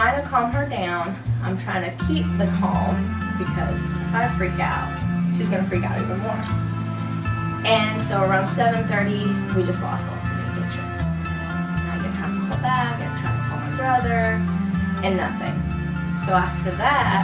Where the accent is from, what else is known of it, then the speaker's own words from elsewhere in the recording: Puerto Rico; moved away; I am from Puerto Rico. So my whole family's living over there.